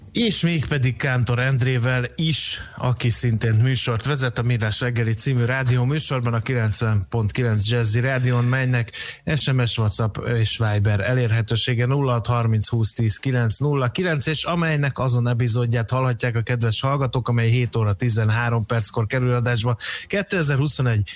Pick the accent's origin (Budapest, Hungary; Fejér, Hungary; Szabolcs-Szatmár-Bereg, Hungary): Fejér, Hungary; Dunaújváros; Dunajvárosba, szülővárosomba